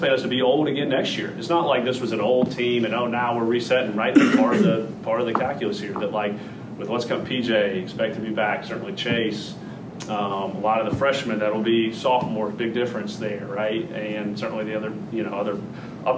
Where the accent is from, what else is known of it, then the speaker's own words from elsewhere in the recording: Atlanta, Georgia, United States; moved away; growing up in Atlanta and at school at Georgia Tech